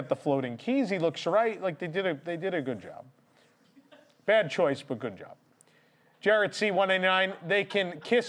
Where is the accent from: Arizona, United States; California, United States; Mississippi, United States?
California, United States; As a Californian, ugh.